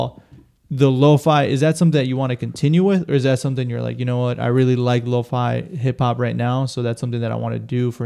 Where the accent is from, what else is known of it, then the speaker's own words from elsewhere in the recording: Wisconsin, United States; Full born Wisconsin. Just like born and raised in Wisconsin